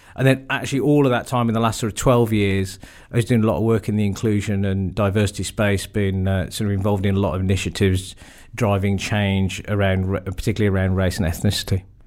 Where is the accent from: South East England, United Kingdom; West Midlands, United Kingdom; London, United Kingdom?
West Midlands, United Kingdom; Wolverhampton; I was born and brought up in Wolverhampton